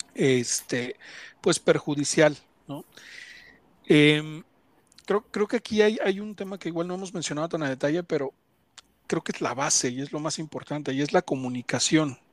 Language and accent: Spanish; Ecatepec, State of Mexico, Mexico; soy de Catepec